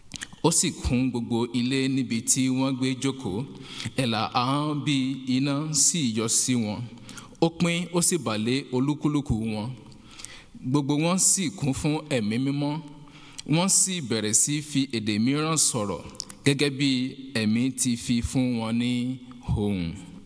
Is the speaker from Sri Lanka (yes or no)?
no; Nigeria; moved away; I'm from Nigeria.